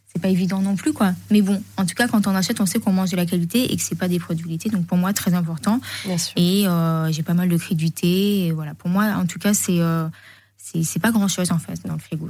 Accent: Menton, Provence-Alpes-Côte d'Azur, France; moved away; also born or lived in Paris; J'ai grandi à Monton

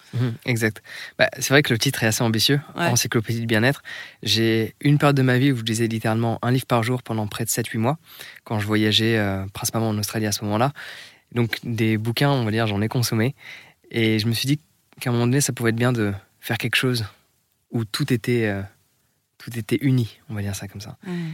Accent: France; moi en tant que Français

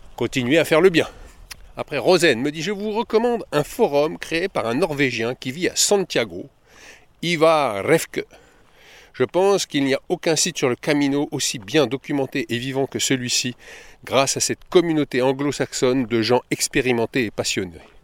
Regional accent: Paris, Île-de-France, France; je suis de Paris

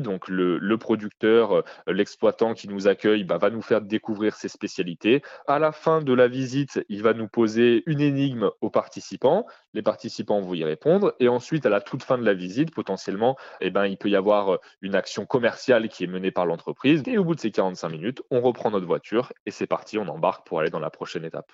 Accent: Lyon, Auvergne-Rhône-Alpes, France; je ne suis pas originaire à la base de la région euh, dromardèche, mais je viens de Lyon.

